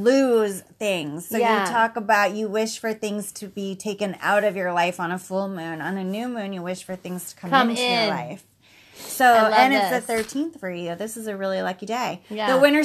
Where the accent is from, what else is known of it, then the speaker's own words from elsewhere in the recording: United States; because I'm an American.